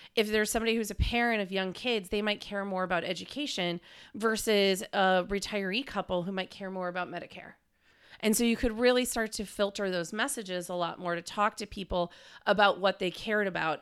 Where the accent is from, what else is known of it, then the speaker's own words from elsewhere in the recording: Green Bay, Wisconsin, United States; moved away as an adult; also born or lived in Madison, Wisconsin / Washington, D.C.; I'm from Green Bay, Wisconsin originally, went to U W Madison for undergrad